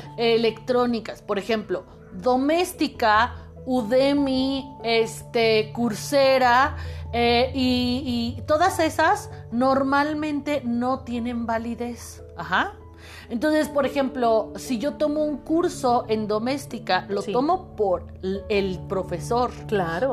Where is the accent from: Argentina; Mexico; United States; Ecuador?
Mexico; yo soy psicóloga mexicana